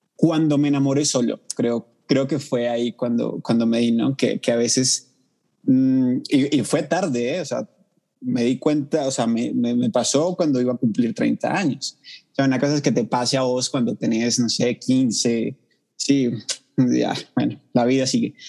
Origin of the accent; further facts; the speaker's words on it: Cali, Valle del Cauca, Colombia; now in Bogotá, Colombia; vivo en Bogotá, la capital, pero soy de Cali, la capital mundial de la salsa